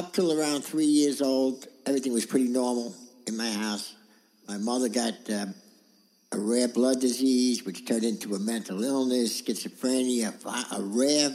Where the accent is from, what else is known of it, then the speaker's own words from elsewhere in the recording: New York City, New York, United States; also born or lived in Queens; I was born in Brooklyn, and... Went to school in Queens, then we went back to Brooklyn. We moved around.